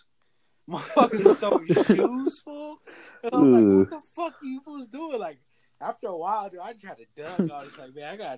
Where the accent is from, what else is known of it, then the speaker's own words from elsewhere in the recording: Tioga, United States; born there; Remember the whole last week of summer, because it was when I was born in Tioga. We'd ride the bus from Tioga.